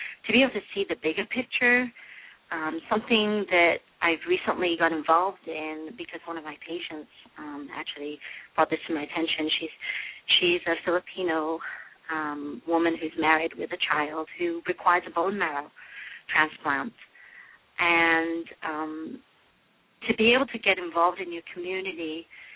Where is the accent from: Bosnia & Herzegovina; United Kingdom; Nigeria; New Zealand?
United Kingdom; Liverpool, North West England; moved away as an adult; also born or lived in London, United Kingdom / Michigan, United States; now in Detroit, United States; originally I'm from England. I was born in Liverpool, and I went to medical school in London